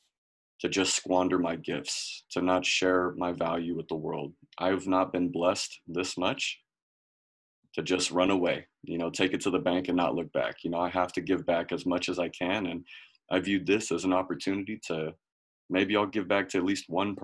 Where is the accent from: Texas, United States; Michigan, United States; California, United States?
California, United States; Bay Area; I'm born and raised in California, specifically the Bay Area. So I'm right next to Oakland.